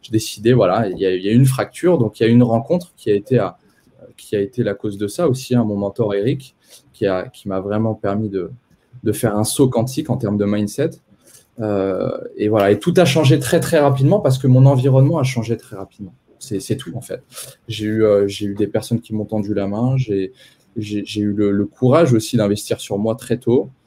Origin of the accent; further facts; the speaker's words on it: Poitiers, Nouvelle-Aquitaine, France; Moi, je suis né à Poitiers, je suis poitevin de, de base, donc j'ai euh, j'ai grandi à Poitiers euh, avec mes deux parents.